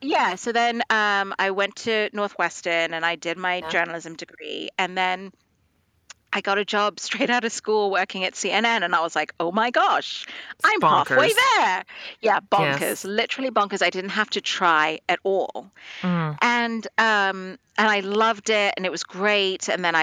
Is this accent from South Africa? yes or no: no; Dubai, United Arab Emirates; moved away as an adult; also born or lived in India; And at that point, my parents were actually immigrated to Dubai in the Middle East. Yep. And so that's where I grew up. I grew up in the Middle East until I was like 18.